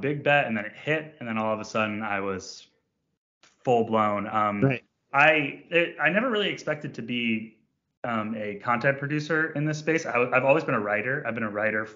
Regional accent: Vermont, United States; moved away as an adult; also born or lived in Montreal, Canada / British Columbia, Canada; I grew up in Vermont

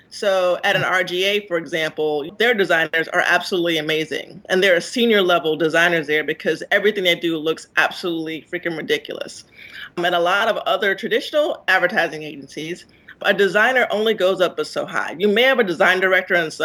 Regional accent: South Carolina, United States; I'm from South Carolina

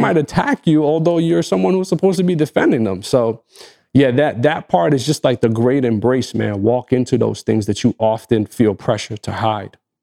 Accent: Egypt; first language Arabic; English is a second language; in my native language, as, as someone from Egypt

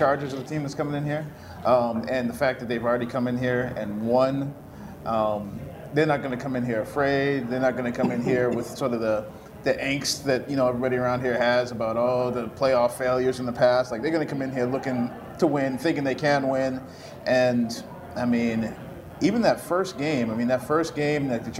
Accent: New England, United States; moved away as an adult; now in Kansas City, United States; I grew up in New England

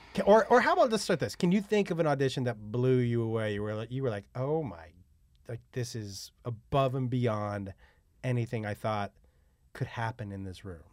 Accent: Amherst, Massachusetts, United States; growing up in Amherst

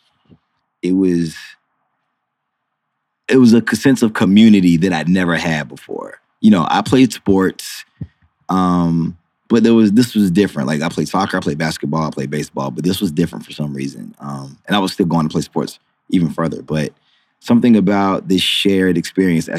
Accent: Monroe, North Carolina, United States; moved away; Grew up in the Carolinas

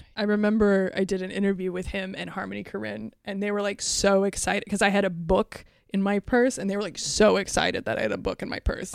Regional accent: Iowa, United States; I'm from Iowa

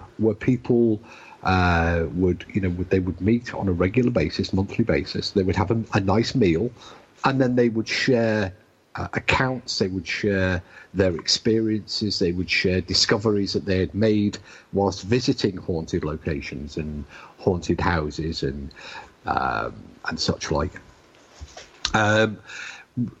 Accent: United Kingdom; as we British say

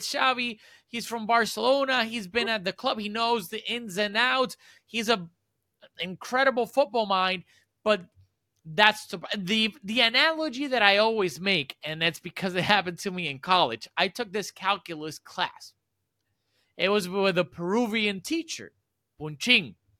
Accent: Puerto Rico; I'm from Puerto Rico

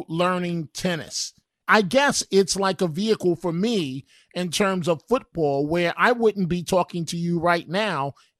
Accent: New York City, New York, United States; my life, growing up in New York City and overcoming numerous obstacles

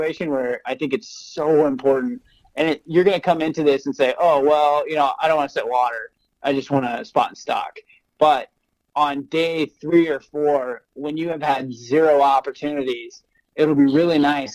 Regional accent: Oregon, United States; So I grew up in Oregon

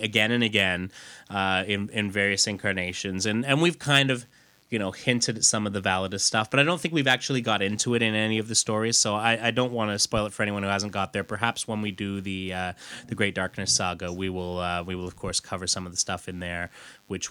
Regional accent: United Kingdom; being British myself

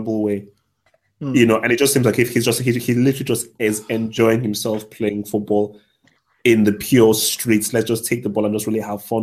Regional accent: Nigeria; moved away; growing up in Nigeria, he looks like a lot of guys that I knew back in Nigeria.

